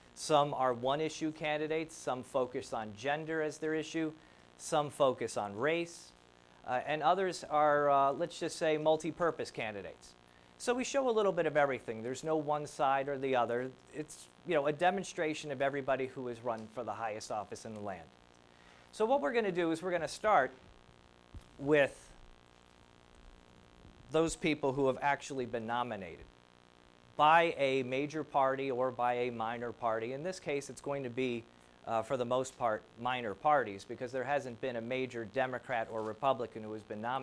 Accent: New Jersey, United States; moved away; Now, I grew up in New Jersey.

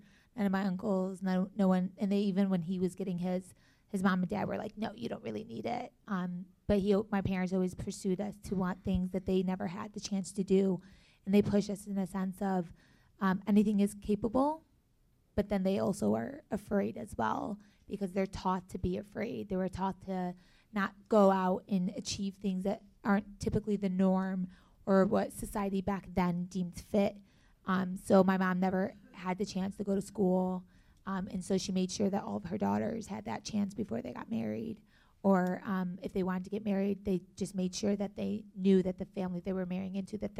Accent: Buffalo, New York, United States; also born or lived in North Carolina, United States / Palestine; now in Chicago, United States; Growing up, I was born here. I was born in Buffalo, New York. I kind of lived a little bit of everywhere. I went anywhere from North Carolina. I've lived back home in Palestine. I lived there for about 3 years.

